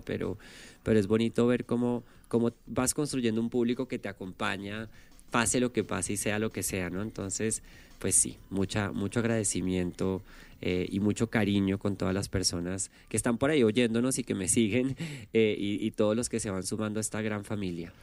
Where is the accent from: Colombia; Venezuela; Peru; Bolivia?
Colombia; moved away as an adult; now in Mexico; vengo de Colombia